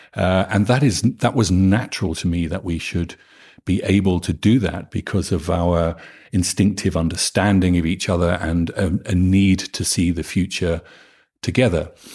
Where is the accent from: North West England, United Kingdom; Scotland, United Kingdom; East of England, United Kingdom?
East of England, United Kingdom; Norfolk; moved away as an adult; now in Norway; I come from Norfolk, which is the flattest county in England.